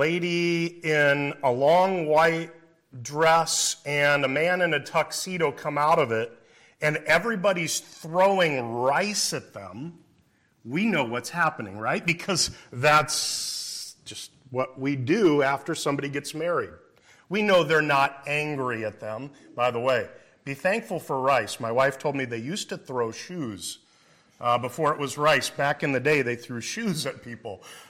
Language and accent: English; Iowa, United States; I must be a hick, right? I'm from Iowa originally.